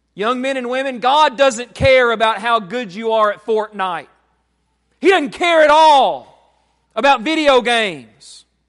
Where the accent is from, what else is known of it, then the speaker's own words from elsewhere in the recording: United States; we, as American Christians